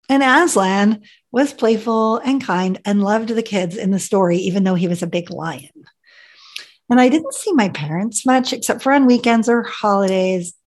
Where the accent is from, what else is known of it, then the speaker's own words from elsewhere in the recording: Ethiopia; born there; So, believe it or not, I was born in Ethiopia my parents were evangelical missionaries that wanted to spread the gospel to those who had not heard.